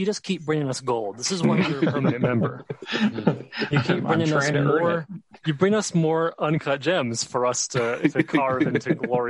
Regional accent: United States; as an American born in the 90s

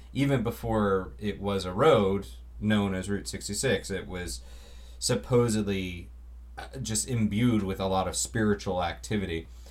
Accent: Florida, United States; I grew up in Florida, so we had a lot of road trips

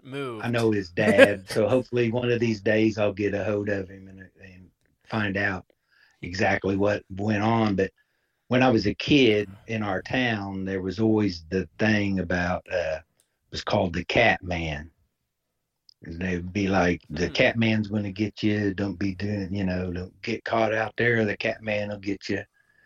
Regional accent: Indiana, United States; back in my hometown.

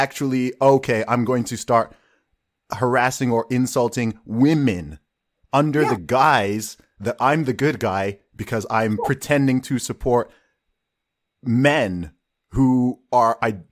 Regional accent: Saudi Arabia; moved away; also born or lived in Nigeria; I grew up in Saudi Arabia, right? I lived in Saudi Arabia for 2 decades and my family background is from Nigeria

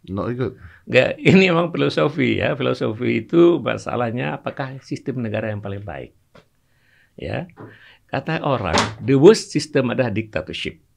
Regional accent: Aceh, Indonesia; born there; Dulu waktu saya kecil misalnya, saya lahir di Aceh. Ada istilah-istilah bahasa Aceh itu yang kalau kita ucapkan

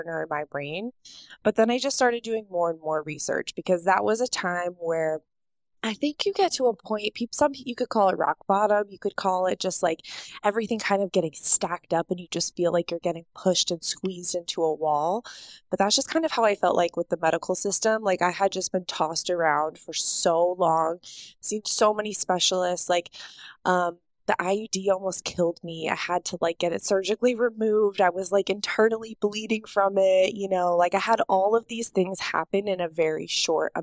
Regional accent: United States; growing up in the United States

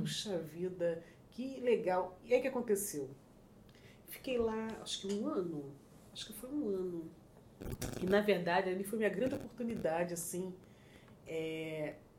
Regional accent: Rio de Janeiro, Brazil; accent: carioca; moved away as an adult; also born or lived in São Paulo; now in New York, United States; sou do Rio de Janeiro, bem do subúrbio do Rio de Janeiro, bastante conhecido como Zona Norte

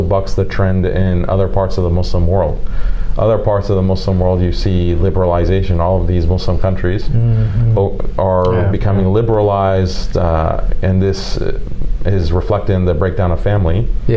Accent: United States; as an American

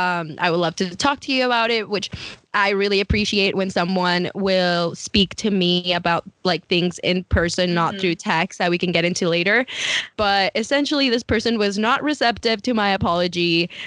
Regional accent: Mercer Island, Washington, United States; and I work at Amazon and I'm from Mercer Island.

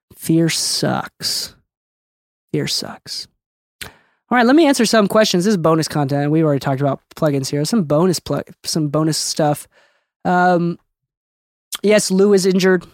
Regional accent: Okinawa, Japan; moved away; I'm an island boy, dude. I'm from Okinawa

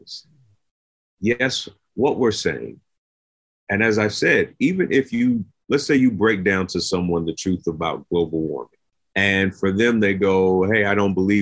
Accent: United States; as an American

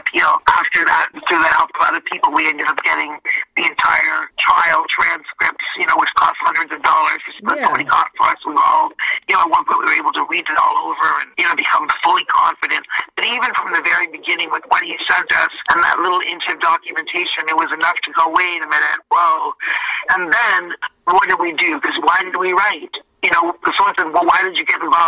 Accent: Canada; I'm a Canadian girl.

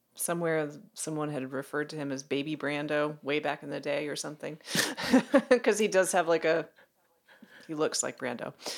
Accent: Maryland, United States; I grew up in Maryland. I grew up in a rural part of Maryland

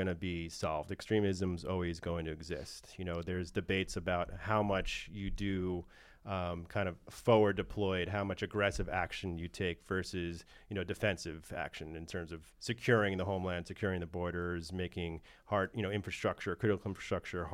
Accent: New York, United States; I'm from New York

